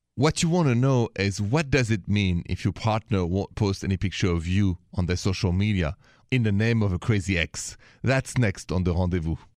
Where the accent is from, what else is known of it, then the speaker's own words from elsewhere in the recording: France; accent: French; My accent is French